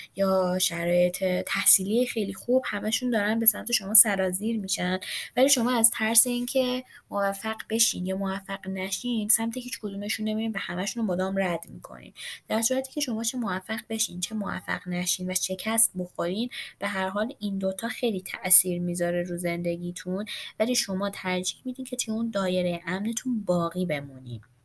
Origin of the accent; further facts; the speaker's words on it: Iran; ایرانی هستیم و وطنمون برمون مهمه